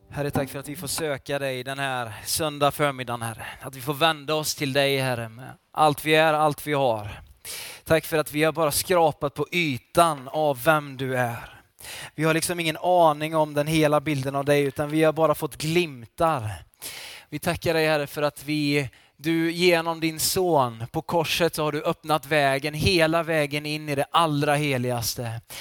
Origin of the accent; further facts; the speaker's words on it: Falköping, Västra Götaland, Sweden; now in Varberg, Sweden; jag är ju västgöte från början kan jag säga också. Jag kommer från Falköping